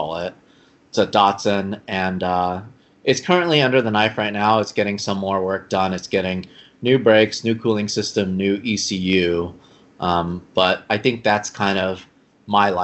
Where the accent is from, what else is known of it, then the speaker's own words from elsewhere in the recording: Los Angeles, California, United States; I grew up in Los Angeles, you know, Southern California.